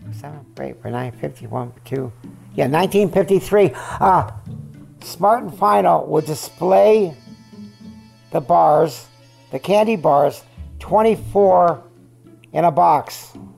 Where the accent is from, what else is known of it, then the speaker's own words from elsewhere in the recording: California, United States; also born or lived in Syracuse, New York / Van Nuys, California; I was born in Syracuse, New York. Uh, we left there when I was three and a half and I remember nothing about it. We came to California